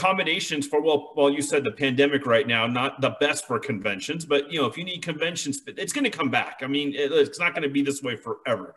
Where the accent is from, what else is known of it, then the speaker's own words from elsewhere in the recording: California, United States; moved away as an adult; now in Las Vegas, United States; I grew up in California all my life